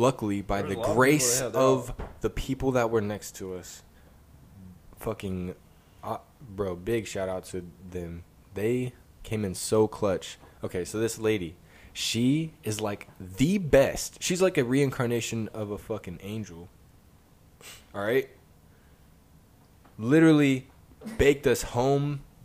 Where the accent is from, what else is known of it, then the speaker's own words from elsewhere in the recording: Texas, United States; I grew up here in Texas